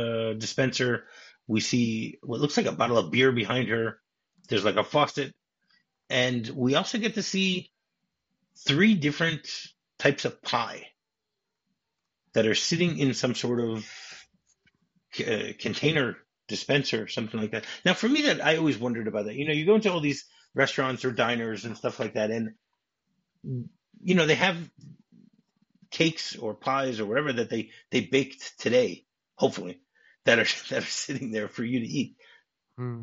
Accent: Michigan, United States; I grew up in Michigan. Michigan is known as the Wolverine State

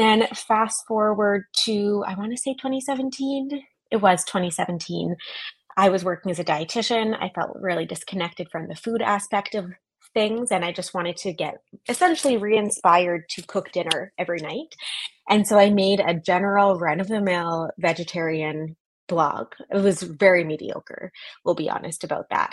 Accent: Canada; moved away as an adult; also born or lived in New York; now in San Francisco, United States; I'm originally Canadian

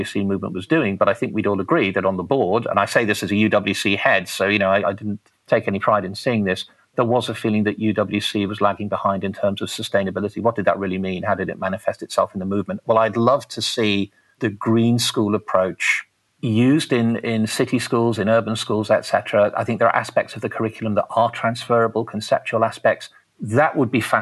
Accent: Liverpool, North West England, United Kingdom; now in Taranaki, New Zealand; I grew up in Liverpool

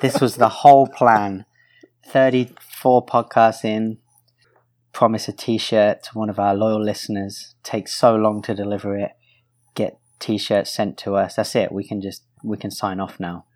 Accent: United Kingdom; I'm also British

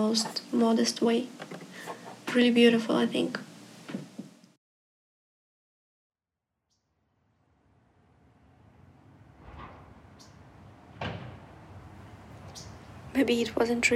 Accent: Almaty, Kazakhstan; now in Los Angeles, United States; I'm from Kazakhstan, so I should start from there. And I was born at the time it was a capital, the big city for Kazakhstan, called Almaty

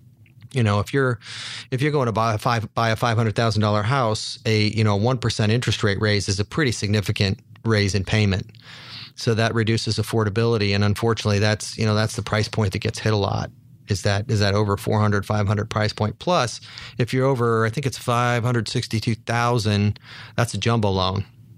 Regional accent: Salt Lake City, Utah, United States; I grew up in Salt Lake City, so I grew up on skis.

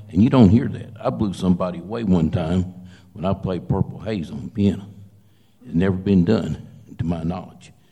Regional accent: St. Louis, Missouri, United States; I'm blues man from St. Louis, Missouri.

